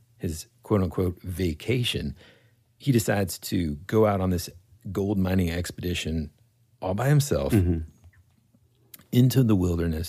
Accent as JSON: {"language": "English", "country": "United States", "said": "we're from the States"}